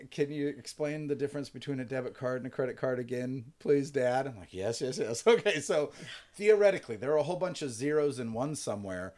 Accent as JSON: {"language": "English", "town": "Garden Grove", "region": "California", "country": "United States", "tie": "born or raised there", "moved": "yes", "said": "I am proud to be from Garden Grove."}